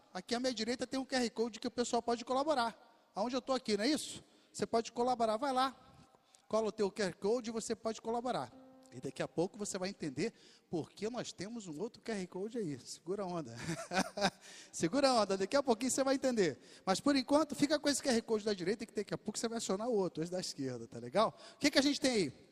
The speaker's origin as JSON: {"language": "Portuguese", "region": "Rio de Janeiro", "country": "Brazil", "tie": "born or raised there", "said": "eu sou aqui da Zona Oeste do Rio, nasci e cresci em Bangu"}